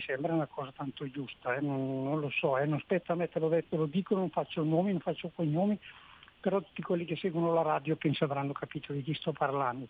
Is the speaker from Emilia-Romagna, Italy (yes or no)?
no; Belluno, Veneto, Italy; now in Bolzano, Italy; io sono un belumato, belonese